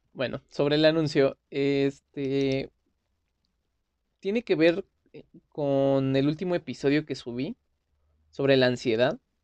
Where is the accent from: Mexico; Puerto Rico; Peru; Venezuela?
Mexico; soy de México.